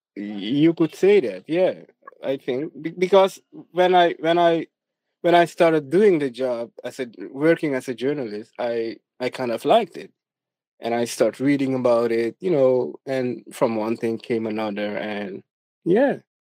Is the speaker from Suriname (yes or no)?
yes; Suriname; I was born and raised in Suriname. Um, I, I've been here all my life